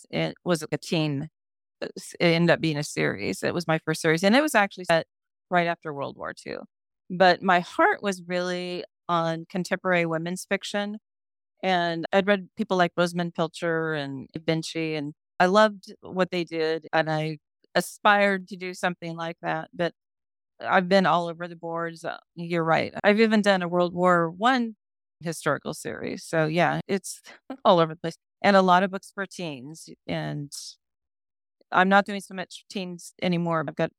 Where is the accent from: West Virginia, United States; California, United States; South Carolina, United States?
California, United States; San Francisco; San Francisco is actually my hometown, birth town, and I've had a fondness for it.